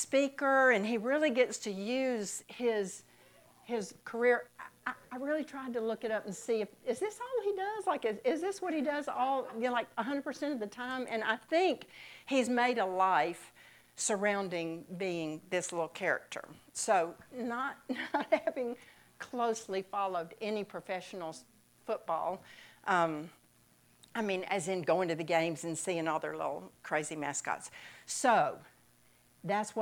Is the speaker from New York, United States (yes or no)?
no; Mississippi, United States; moved away; I'm from Mississippi